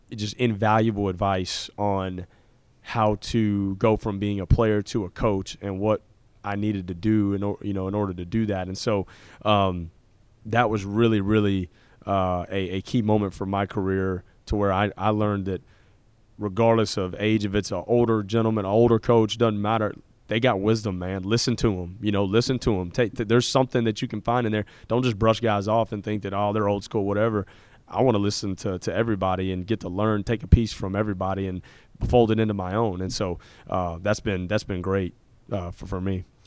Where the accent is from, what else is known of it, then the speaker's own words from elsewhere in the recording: Fort Worth, Texas, United States; I grew up in Fort Worth, Texas